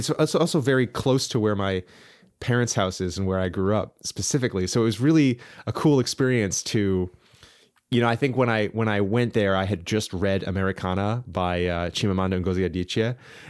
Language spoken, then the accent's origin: English; Southern California, United States; I grew up in Southern California